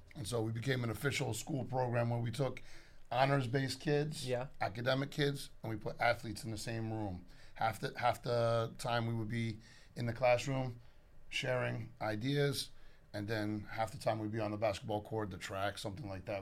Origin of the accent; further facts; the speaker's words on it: Storrs, Connecticut, United States; also born or lived in Hartford, Connecticut; born in Hartford, Connecticut, grew up on the campus of University of Connecticut